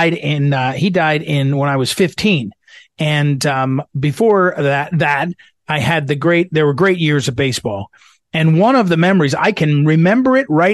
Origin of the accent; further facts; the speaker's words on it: New Jersey, United States; I grew up in New Jersey